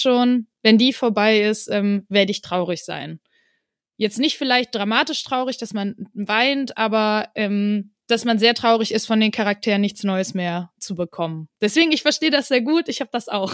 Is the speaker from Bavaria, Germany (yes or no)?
no; Wuppertal, North Rhine-Westphalia, Germany; also born or lived in Tanzania; now in Cologne, Germany; ich bin in Wuppertal zur Schule gegangen